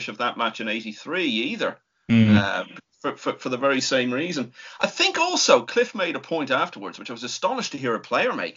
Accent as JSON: {"language": "English", "country": "Ireland", "said": "being an Irishman"}